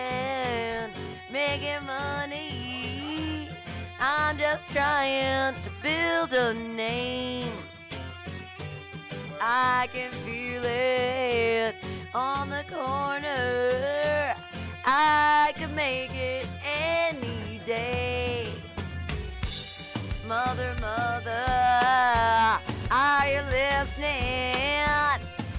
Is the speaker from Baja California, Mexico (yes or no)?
yes; Mexicali, Baja California, Mexico; I'm from Mexicali, Mexico.